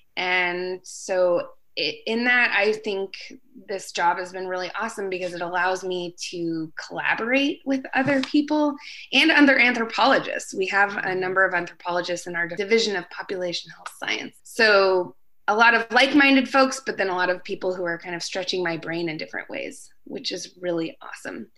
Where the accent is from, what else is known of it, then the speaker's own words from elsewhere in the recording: Alaska, United States; I grew up in Alaska